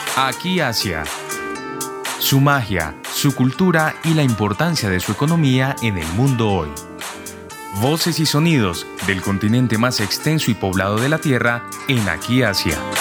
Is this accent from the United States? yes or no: no; Colombia; nosotros como colombianos